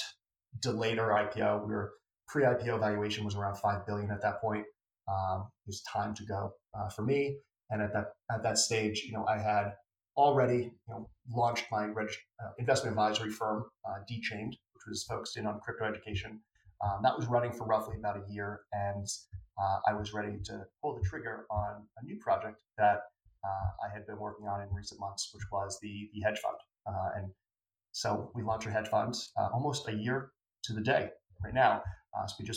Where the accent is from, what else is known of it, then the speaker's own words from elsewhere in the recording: New York City, New York, United States; also born or lived in Boston; I grew up in Bronx, New York, typical blue collar family